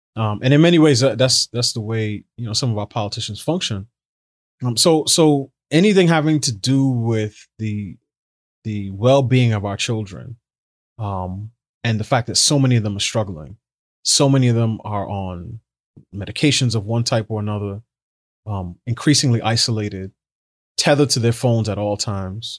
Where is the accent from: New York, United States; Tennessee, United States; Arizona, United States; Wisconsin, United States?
New York, United States; New York City; I grew up in New York City